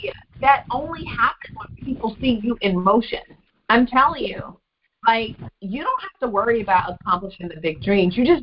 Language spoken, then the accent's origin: English; Memphis, Tennessee, United States; I was from Memphis, not New York. That I was very Southern